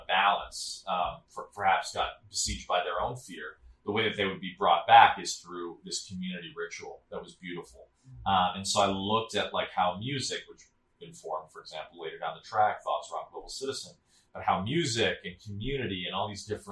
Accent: Chicago, Illinois, United States; moved away as an adult; also born or lived in Sri Lanka; I grew up in Chicago in the city

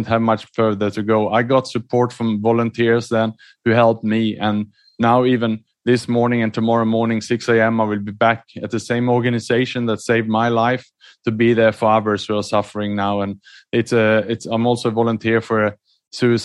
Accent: Sweden; moved away; also born or lived in Australia / Southeast Asia / London; I was born in Sweden, educated in Australia, and then I lived and worked mainly in Southeast Asia the last 15 years.

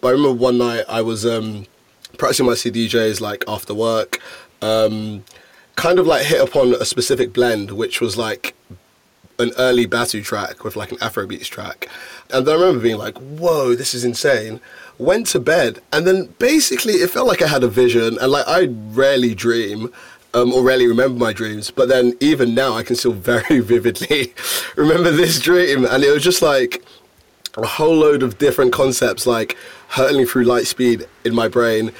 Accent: London, United Kingdom; being born and bred in London

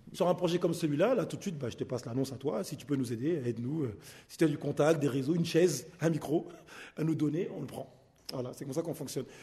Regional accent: Paris, Île-de-France, France; je suis né côté Place des Fêtes, donc un peu plus haut. Et, je suis arrivé sur ce secteur en 89

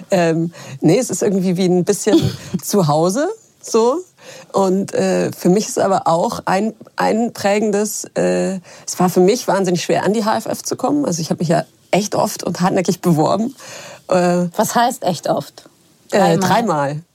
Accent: Munich, Bavaria, Germany; Ich deswegen bin Münchnerin

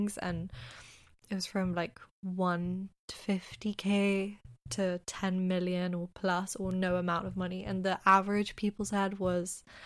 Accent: London, United Kingdom; we're from London

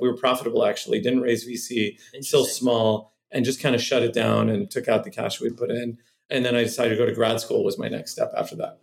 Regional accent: Cupertino, California, United States; also born or lived in Santa Monica, California / Boston, Massachusetts; I'm from Cupertino, California is where I grew up my formative years

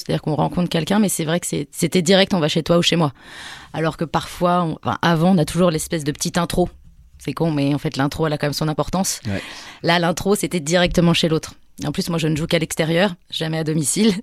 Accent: near Poitiers, Nouvelle-Aquitaine, France; now in Paris, France; je viens du centre de la France, à côté de Poitiers

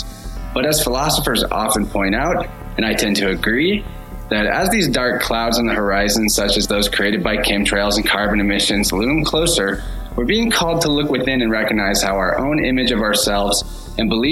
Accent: Springfield, Missouri, United States; a local in my hometown of Springfield, Missouri

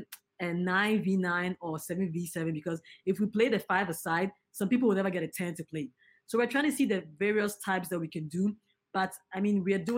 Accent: Ghana; I'm a Ghanaian

